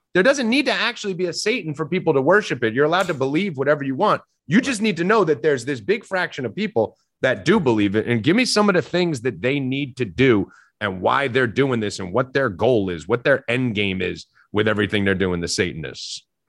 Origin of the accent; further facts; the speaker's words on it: New Jersey, United States; I'm Italian from North Jersey